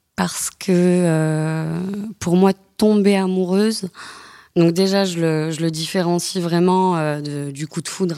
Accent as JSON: {"language": "French", "region": "the South", "country": "France", "said": "Je ne viens pas de Paris, je viens du Sud."}